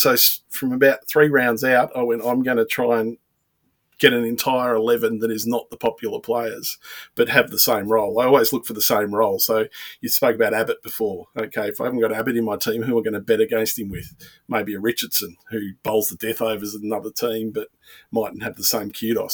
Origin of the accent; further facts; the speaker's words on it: Melbourne, Victoria, Australia; I'm from Melbourne